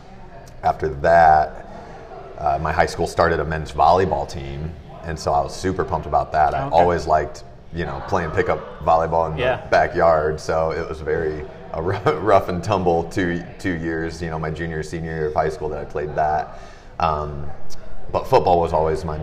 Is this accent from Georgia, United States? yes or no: no; Fort Wayne, Indiana, United States; I'm born and raised in Fort Wayne